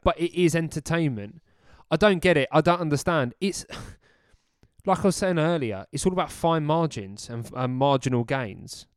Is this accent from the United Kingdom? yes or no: yes; United Kingdom; us as British males